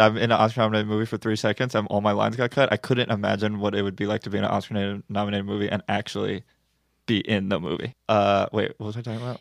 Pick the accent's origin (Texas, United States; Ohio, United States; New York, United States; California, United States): California, United States; Santa Monica; growing up in Santa Monica